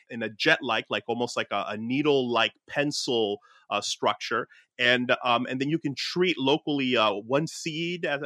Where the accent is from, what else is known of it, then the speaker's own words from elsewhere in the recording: Newark, New Jersey, United States; my hometown of like Newark, New Jersey